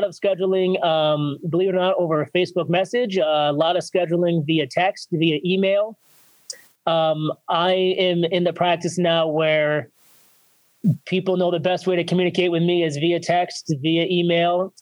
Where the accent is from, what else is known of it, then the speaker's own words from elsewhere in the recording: North Eastern Pennsylvania, United States; I ended up back in my hometown, opening my third practice in 10 years.